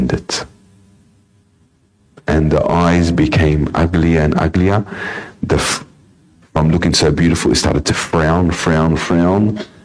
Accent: Sydney, New South Wales, Australia; in my upbringing, I was born in the Lidcombe area. We had a house there.

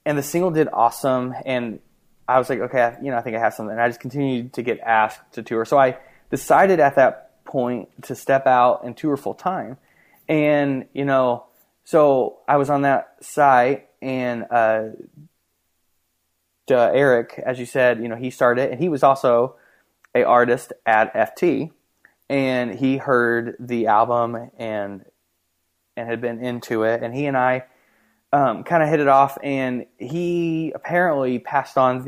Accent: Punxsutawney, Pennsylvania, United States; growing up in Punxsutawney, it was awesome

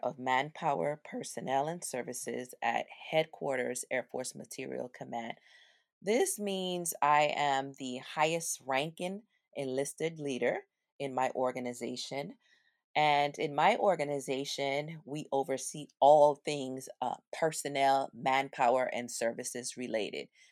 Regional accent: U.S. Virgin Islands; We grew up in Saint Thomas in the area called the Avenue.

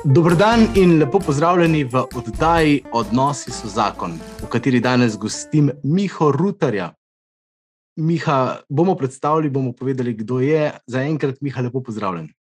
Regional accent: Krško, Slovenia; mi, ki smo iz Krškega

